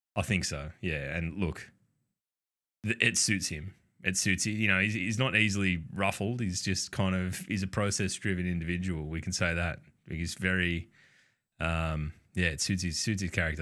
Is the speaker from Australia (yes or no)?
yes; Australia; we're Australian. We just mispronounce everything.